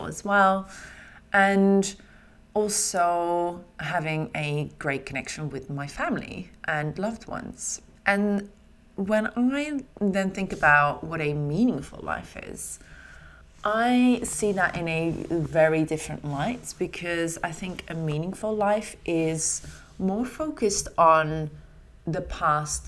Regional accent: Netherlands; now in London, United Kingdom; They have a lot of things from my home country.

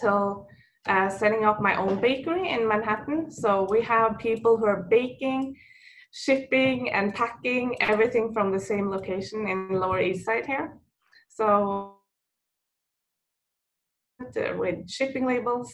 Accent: Norway; moved away as an adult; now in New York, United States; I'm from Norway. And what most people don't know, that Norwegian waffle is a big tradition for us

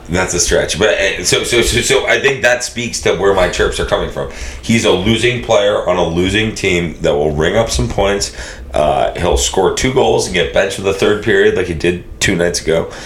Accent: Boston, Massachusetts, United States; I'm from the Greater Boston area

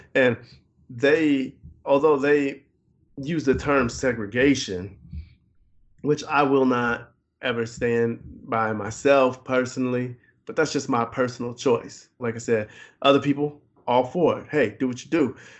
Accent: Chicago, Illinois, United States; not just as a Chicagoan

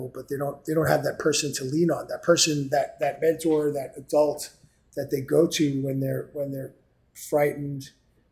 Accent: New York City, New York, United States; I grew up in New York City. I came up here on the East Side

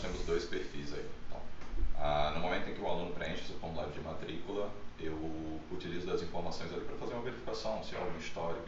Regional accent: interior of Pernambuco, Brazil; Eu venho do interior de Pernambuco

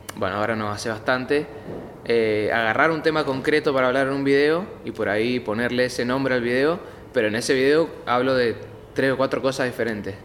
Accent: Godoy Cruz, Mendoza, Argentina; Nací en Godoy Cruz, hospital español

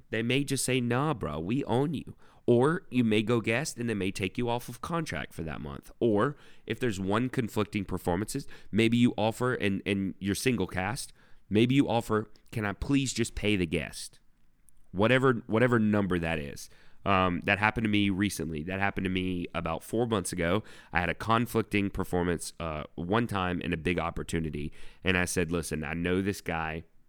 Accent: United States; moved away as an adult; now in Germany; I'm an American

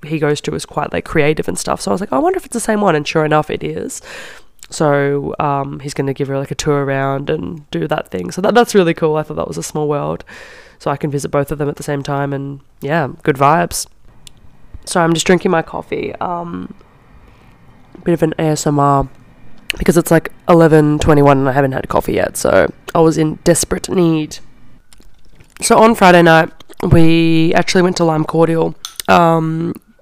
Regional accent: Australia; I'm from Australia

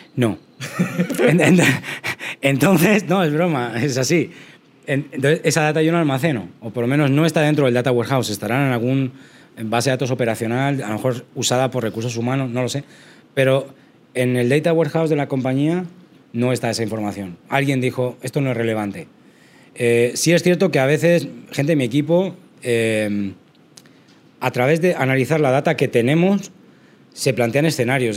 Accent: Spain; yo soy de España, entonces estudié en España en la Universidad de Salamanca

